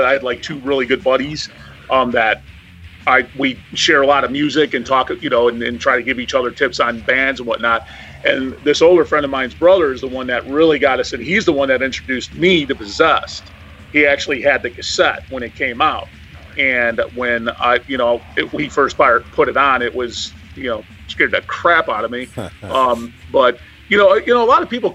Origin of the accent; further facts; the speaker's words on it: Joliet, Illinois, United States; also born or lived in Manhattan, Illinois; the town I'm from is called Joliet